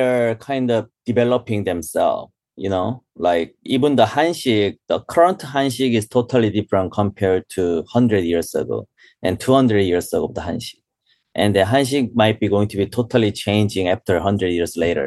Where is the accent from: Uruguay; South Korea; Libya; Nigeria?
South Korea; English is a second language; moved away as an adult; also born or lived in London, United Kingdom / Australia; now in New York, United States; I born and raised in Korea